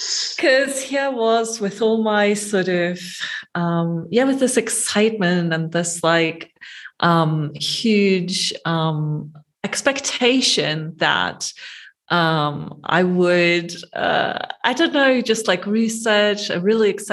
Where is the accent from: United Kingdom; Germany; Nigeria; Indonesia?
Germany; moved away as an adult; also born or lived in Gothenburg, Sweden; I grew up in Germany, did my undergraduate degrees there, and then moved to Sweden for my PhD